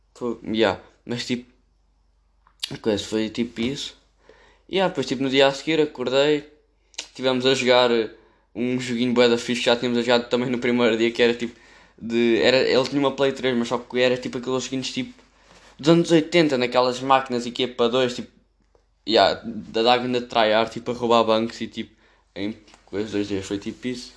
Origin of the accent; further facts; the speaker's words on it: Amadora, Lisbon, Portugal; eu sou da Amadora